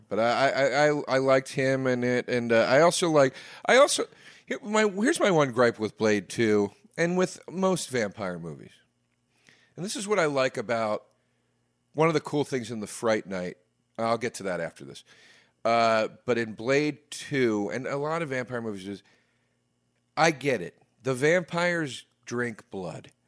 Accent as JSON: {"language": "English", "region": "East Coast", "country": "United States", "tie": "born or raised there", "said": "I grew up on the East Coast"}